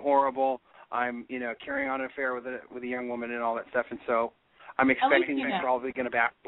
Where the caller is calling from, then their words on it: San Francisco, California, United States; I'm calling from San Francisco.